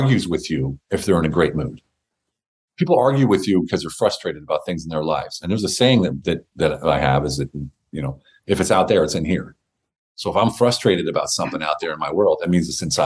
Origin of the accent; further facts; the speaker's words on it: United States; moved away; also born or lived in Berlin, Germany; I'm an American. I speak German.